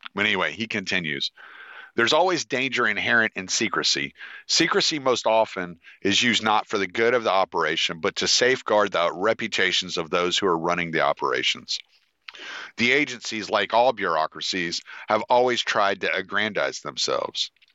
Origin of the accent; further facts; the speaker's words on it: United States; I'm American